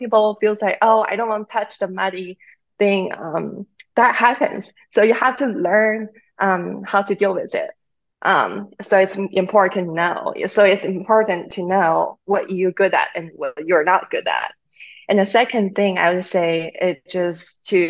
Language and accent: English; China; now in North Carolina, United States; I'm originally from China